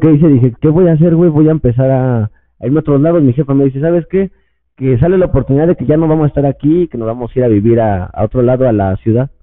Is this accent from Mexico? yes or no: yes; State of Mexico, Mexico; also born or lived in Puebla; todos somos del Estado de México